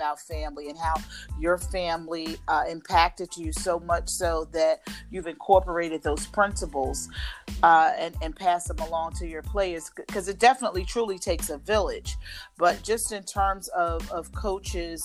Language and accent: English; Philadelphia, Pennsylvania, United States; I grew up in the Philadelphia area